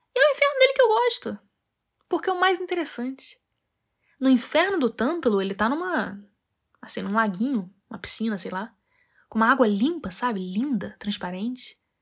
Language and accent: Portuguese; Rio de Janeiro, Brazil; moved away; also born or lived in Europe; sou carioca